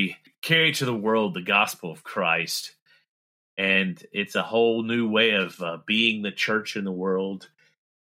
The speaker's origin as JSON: {"language": "English", "region": "the South", "country": "United States", "accent": "southern", "said": "Let my southern accent come out"}